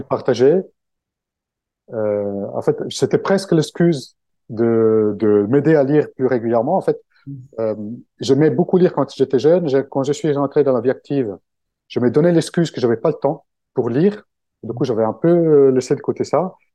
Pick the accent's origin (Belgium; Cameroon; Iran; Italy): Italy; French is a second language; moved away as an adult; now in Paris, France; je suis italien, donc euh, français, euh, le français c'est un peu ma deuxième langue. Ça fait quand même 20 ans que j'habite à Paris